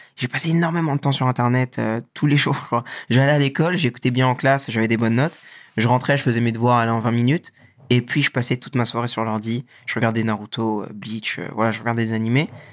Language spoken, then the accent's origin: French; Montmagny, Île-de-France, France; moved away as an adult; also born or lived in Dakar, Senegal; now in South Korea; Je suis né à Montmorency, mais j'ai grandi à Montmagny dans 95